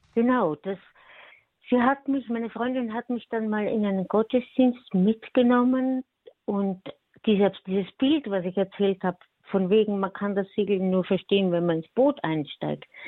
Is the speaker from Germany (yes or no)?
no; Austria; ich bin Österreicher und ich bin eine Frau